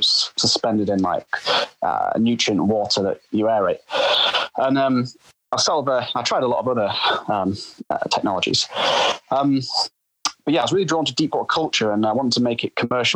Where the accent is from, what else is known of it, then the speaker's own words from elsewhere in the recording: Yorkshire and the Humber, United Kingdom; my hometown in Yorkshire.